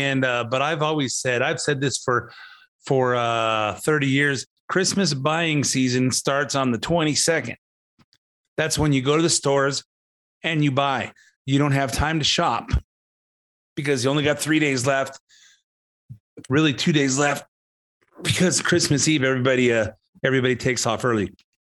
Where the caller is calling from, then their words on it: Montana, United States; I'm recording in from Montana. Beautiful white mountains, beautiful snowy stuff.